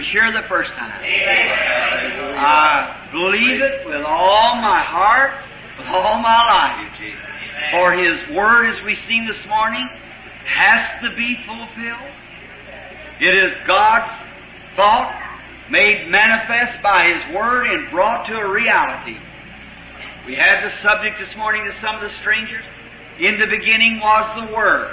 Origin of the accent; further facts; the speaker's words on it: United States; us in America, as American Christians